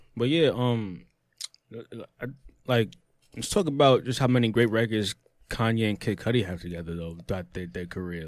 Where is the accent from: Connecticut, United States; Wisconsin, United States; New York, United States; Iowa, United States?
New York, United States; I'm, I'm New Yorker.